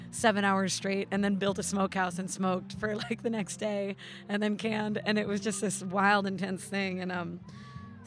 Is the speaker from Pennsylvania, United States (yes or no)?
yes; outside of Philadelphia, Pennsylvania, United States; now in Alaska, United States; I grew up outside of Philadelphia